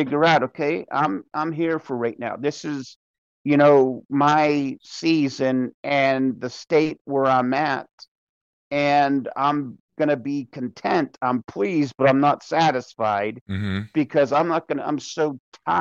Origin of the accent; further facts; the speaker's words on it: Pittsburgh, Pennsylvania, United States; moved away; I'm from Pittsburgh